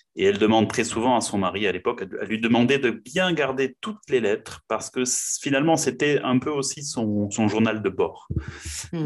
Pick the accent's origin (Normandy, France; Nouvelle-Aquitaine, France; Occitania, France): Nouvelle-Aquitaine, France; Pau; je suis né à Pau, donc dans le sud-ouest de la France, et je vis encore à Pau.